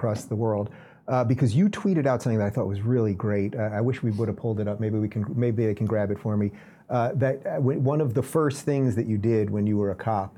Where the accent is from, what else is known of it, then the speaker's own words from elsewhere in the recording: Nassau County, New York, United States; That's my county. That's my hometown county.